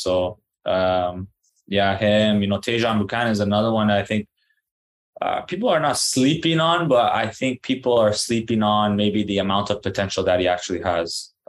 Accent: Canada; And I did too, even though being a Canadian, you know, it was kind of like a long shot

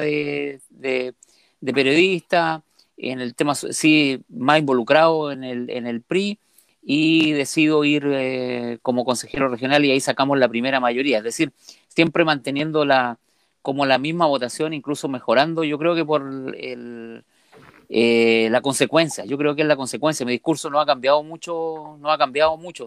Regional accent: Calama, Antofagasta, Chile; yo soy de Calama, mi, yo vengo de una familia minera

